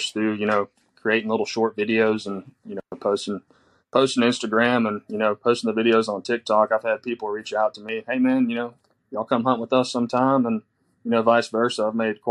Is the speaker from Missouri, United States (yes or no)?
no; Southeast Texas, United States; I'm from Southeast Texas, 26. I work in the chemical plant down here.